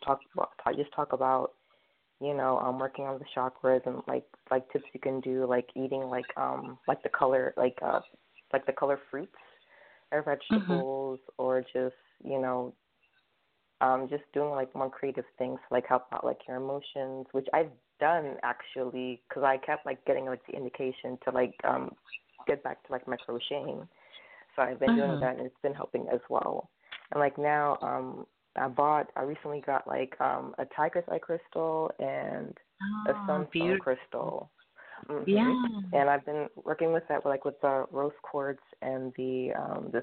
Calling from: New York City, New York, United States; I'm calling from Brooklyn

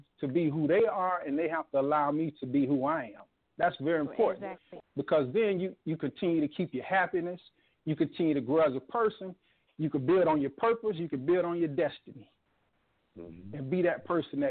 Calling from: Gainesville, Florida, United States; calling from Gainesville, Florida.

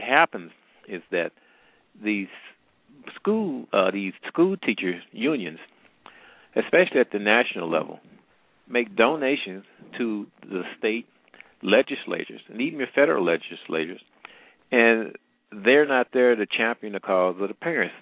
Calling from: Missouri, United States; I'm calling from the Midwest, matter of fact, Missouri

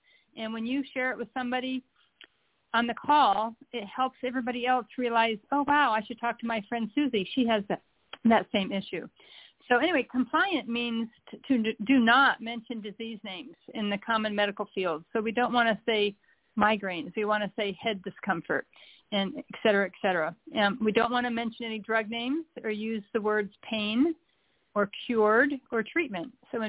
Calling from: Charleston, South Carolina, United States; I am calling from Charleston, South Carolina.

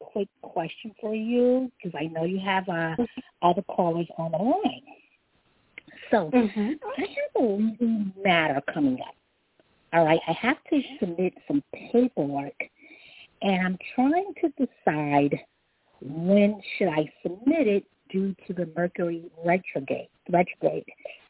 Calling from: Long Island, New York, United States; I'm calling from Long Island

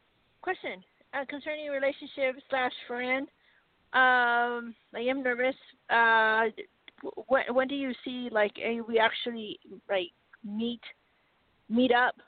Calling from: Arizona, United States

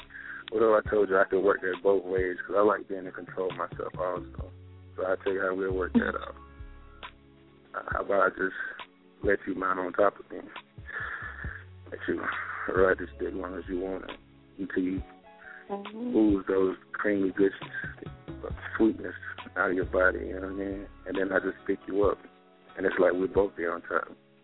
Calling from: South Carolina, United States; I'm calling from South Carolina.

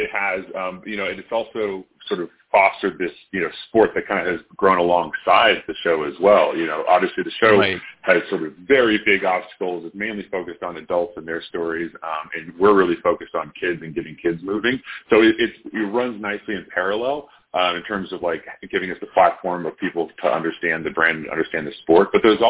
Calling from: Denver, Colorado, United States; Yeah, so we're based in Denver, Colorado. Nice little sunny day we got going on here.

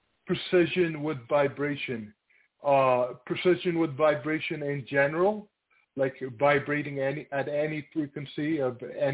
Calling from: Toronto, Ontario, Canada; from Toronto.

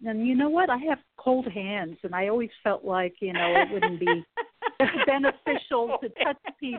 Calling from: Sacramento, California, United States; Oh, yeah. Yes. Sacramento.

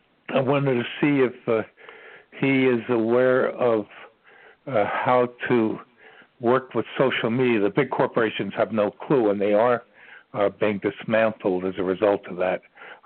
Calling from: Ashland, Virginia, United States; I'm calling from the center of the universe. That's what they call Ashland, Virginia, believe it or not.

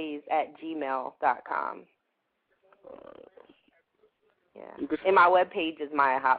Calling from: Delaware, United States; I'm in Delaware.

